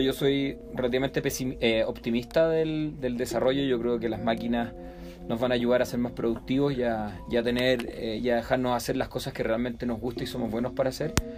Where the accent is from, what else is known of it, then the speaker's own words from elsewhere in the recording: Chile; moved away as an adult; now in Mexico; en Chile, de donde yo vengo.